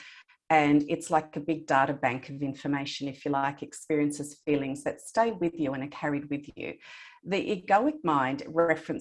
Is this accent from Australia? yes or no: yes; Australia; I was born in Australia, I have a Greek heritage, and my grandparents lived in Greece